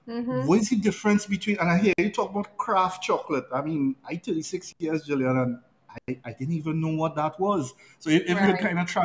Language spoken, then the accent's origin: English; Cedros, Trinidad & Tobago; I grew up in Cedras.